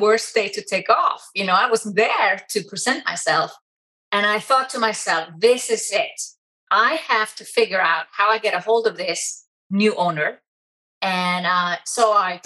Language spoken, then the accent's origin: English; Iceland; moved away as an adult; also born or lived in Germany; I'm originally from Iceland